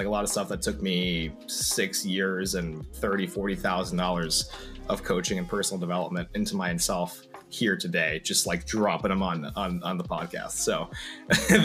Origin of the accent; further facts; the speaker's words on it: New York, United States; I'm a New Yorker